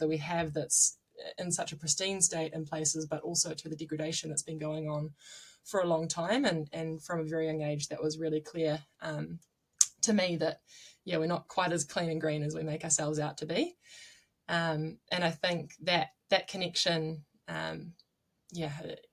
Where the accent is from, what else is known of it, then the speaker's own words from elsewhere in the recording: Nelson, New Zealand; now in Auckland, New Zealand; I'm originally from Whakatū in Nelson, the top of the South Island, and I grew up doing a lot of tramping